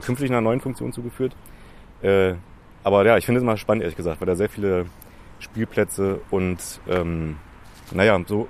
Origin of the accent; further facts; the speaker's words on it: Berlin, Germany; ich bin da geboren in Köpenick